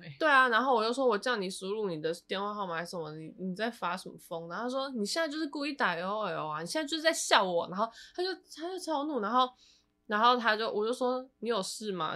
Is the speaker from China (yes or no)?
no; Taiwan; moved away; 我现在我是台湾人欸